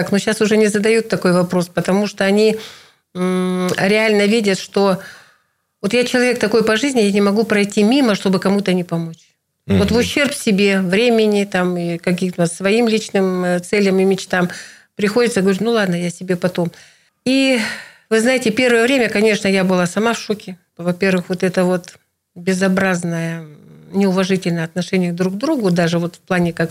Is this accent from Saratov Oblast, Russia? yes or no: no; Irkutsk Oblast, Russia; Нижнеудинский да, район, для сильный, вас родной, да. Не меньше, очень откуда важно. я родом, да, откуда, откуда я родом.